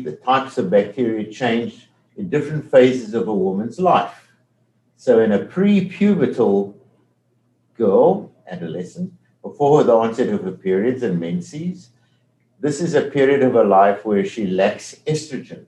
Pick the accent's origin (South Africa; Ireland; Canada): South Africa; accent: South African; moved away as an adult; now in Detroit, United States; My accent is from South Africa. I've never lost that South African accent